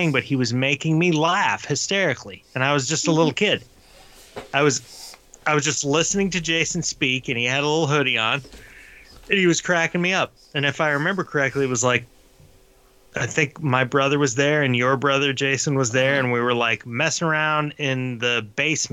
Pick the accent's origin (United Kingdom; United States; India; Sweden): United States; Sevierville, Tennessee; moved away as an adult; also born or lived in Boulder, Colorado; I grew up down on Payne Street in Sevierville, Tennessee, but then I went to Boulder, Colorado